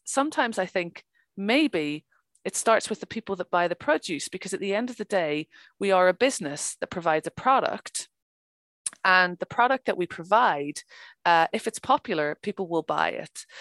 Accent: Ireland; I'm from Ireland

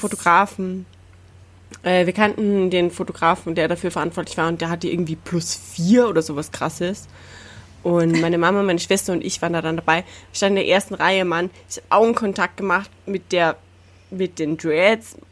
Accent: Salzburg, Austria; ich komm aus dem Landteil vom Land Salzburg

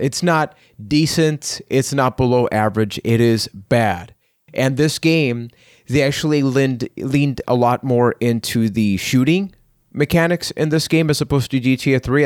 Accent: Puerto Rico; I am from Puerto Rico

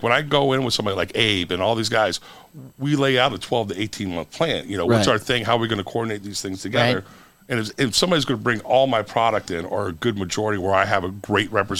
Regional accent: Daytona Beach, Florida, United States; I was born and raised in Daytona Beach, and my family, my mom and stuff live there.

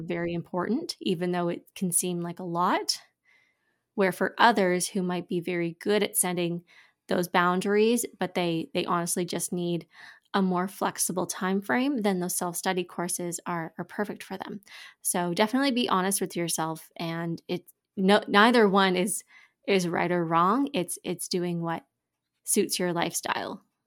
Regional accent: Quebec, Canada; now in Ontario, Canada; I grew up in Quebec and I was very fluent as a child

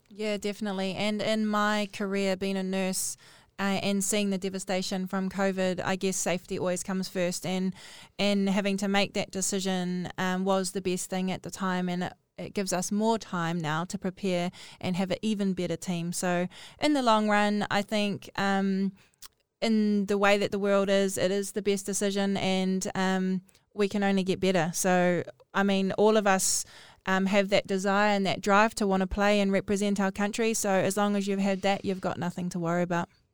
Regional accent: Northland, New Zealand; I'm from Northland

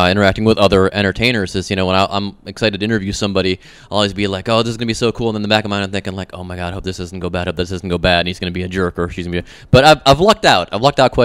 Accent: Pittsburgh, Pennsylvania, United States; two guys that I grew up with in Pittsburgh

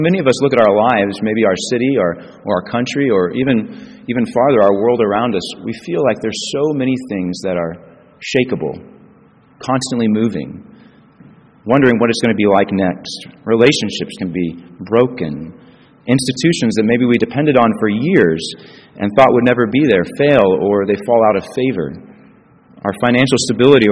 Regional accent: Springfield, United States; moved away; also born or lived in Chicago; It's always good to be back in Springfield for me. And it's my hometown.

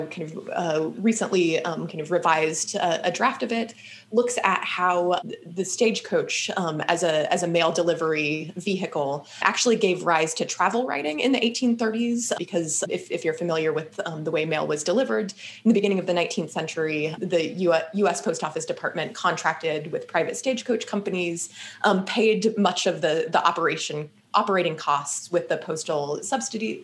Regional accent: Kansas, United States; now in Massachusetts, United States; I'm from Kansas originally, the Midwest

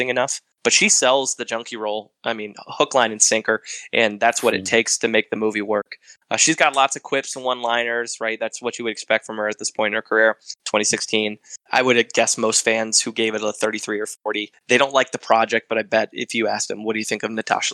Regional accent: Michigan, United States; I'm from Michigan

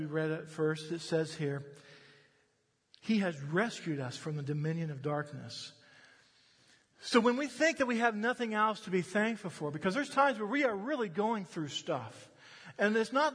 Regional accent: United States; I'm an American

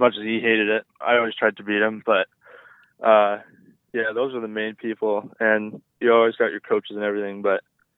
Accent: Canada; it was definitely a really good place to be as a Canadian for sure.

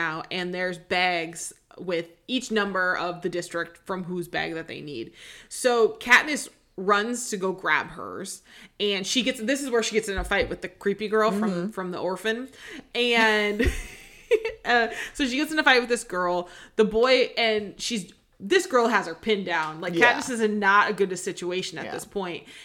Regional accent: the Northwest, Pacific Northwest, United States; growing up in the Northwest

